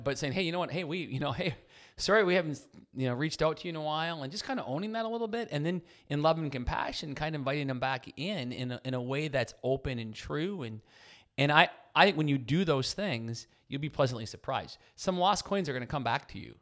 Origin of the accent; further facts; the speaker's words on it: Chippewa Falls, Wisconsin, United States; I'm from Chippewa Falls, Wisconsin.